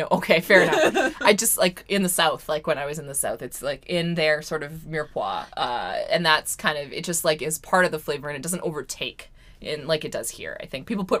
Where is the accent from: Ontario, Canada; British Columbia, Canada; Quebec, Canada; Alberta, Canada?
British Columbia, Canada; Vancouver; we've said Vancouver, I think. We are Canadian.